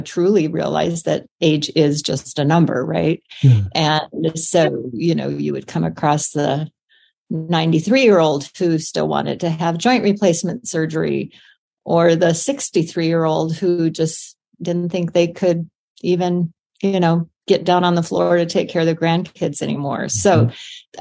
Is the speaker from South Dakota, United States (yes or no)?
yes; South Dakota, United States; I was born in South Dakota on a farm, and I was raised by a farmer and an English teacher